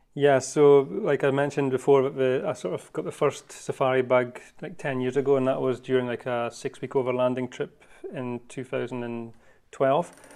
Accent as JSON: {"language": "English", "region": "Scotland", "country": "United Kingdom", "tie": "born or raised there", "also_born_or_lived": "Cape Town, South Africa", "moved": "as an adult", "lives_now": "Africa", "said": "I am originally from Scotland. That's where I was born and raised"}